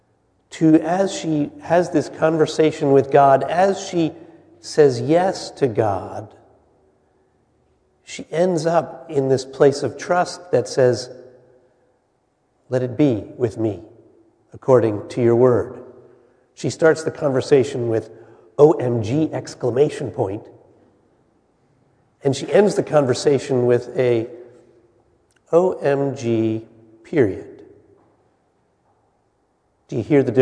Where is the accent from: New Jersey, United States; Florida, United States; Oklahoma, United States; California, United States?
New Jersey, United States; Wyckoff; I grew up in the United Methodist Church in Wyckoff, New Jersey